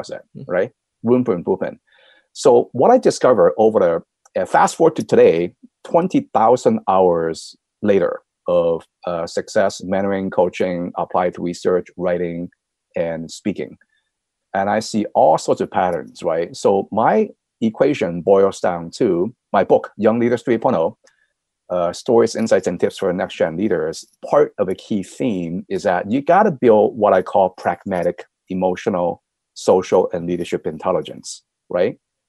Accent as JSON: {"language": "English", "country": "United States", "said": "I'm thoroughly American, right?"}